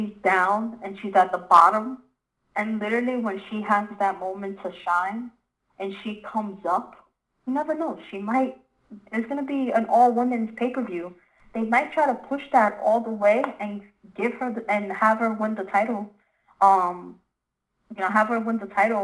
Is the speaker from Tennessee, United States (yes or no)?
no; New York City, New York, United States; I'm from the Bronx.